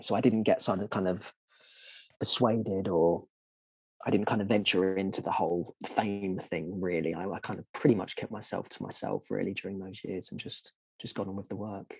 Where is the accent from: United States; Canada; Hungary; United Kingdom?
United Kingdom; London; growing up in Southeast London